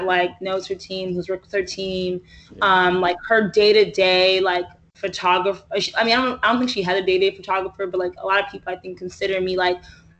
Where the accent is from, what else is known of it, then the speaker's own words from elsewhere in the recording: New York City, New York, United States; I'm a New Yorker